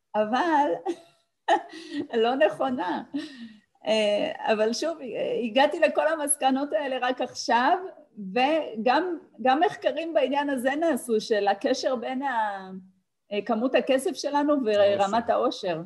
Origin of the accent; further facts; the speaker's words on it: Tel Aviv, Tel Aviv District, Israel; אני באתי מבית וחוויתי מחסור, בית שלא היה בו הרבה, שכונה בדרום תל אביב